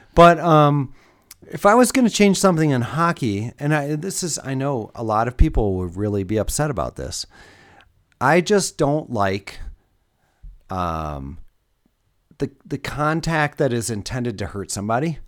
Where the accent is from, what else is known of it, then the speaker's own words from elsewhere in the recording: Detroit, Michigan, United States; growing up in Metro Detroit